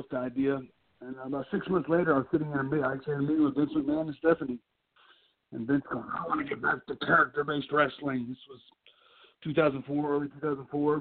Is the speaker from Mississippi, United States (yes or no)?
no; Louisville, Kentucky, United States; I grew up in Louisville. I grew up in Louisville, and the Memphis TV was on in Louisville